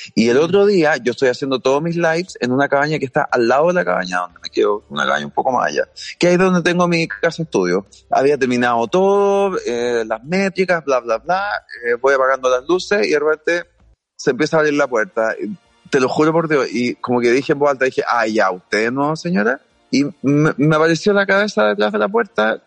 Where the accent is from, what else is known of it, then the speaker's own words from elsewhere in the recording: Chile; soy súper poco chileno